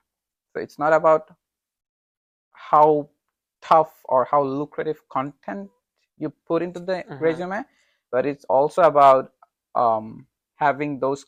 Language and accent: English; Bangladesh; I'm from Bangladesh